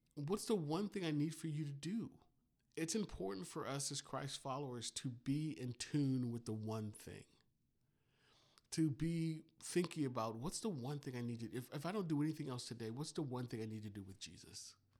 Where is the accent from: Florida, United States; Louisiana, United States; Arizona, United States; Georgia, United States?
Florida, United States; Miami; when I was a kid growing up in Miami